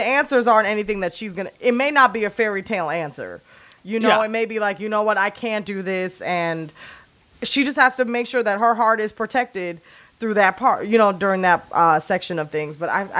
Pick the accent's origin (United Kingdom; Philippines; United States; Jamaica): Jamaica; I'm Jamaican